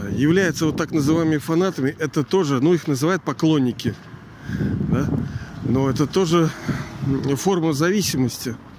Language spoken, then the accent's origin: Russian; Saint Petersburg, Russia; я же из Ленинграда тоже